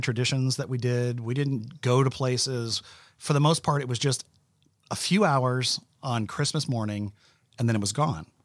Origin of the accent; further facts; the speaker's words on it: Orlando, Florida, United States; we grew up in Orlando